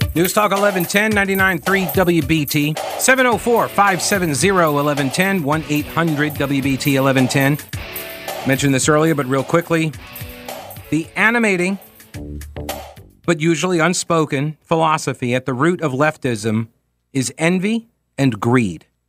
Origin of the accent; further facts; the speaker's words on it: New York, United States; moved away; where I grew up in New York